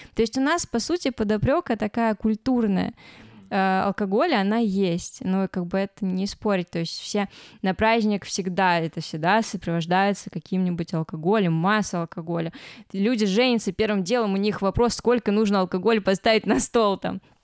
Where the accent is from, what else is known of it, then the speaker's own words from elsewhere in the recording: Ryazan, Ryazan Oblast, Russia; мы оба из Рязани